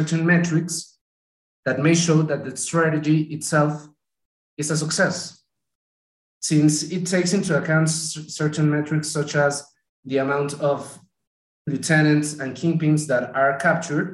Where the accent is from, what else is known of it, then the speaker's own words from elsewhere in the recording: Mexico City, Mexico; now in Bogota, Colombia; I'm from Mexico City, currently living in Bogota, Colombia